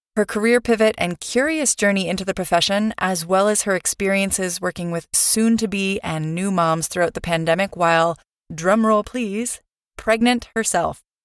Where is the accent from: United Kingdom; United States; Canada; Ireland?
Canada; moved away; also born or lived in Europe / Vancouver, Canada; I'm Canadian